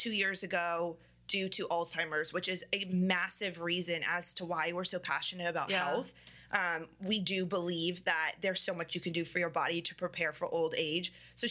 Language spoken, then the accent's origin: English; Northern Virginia, United States; We grew up in Northern Virginia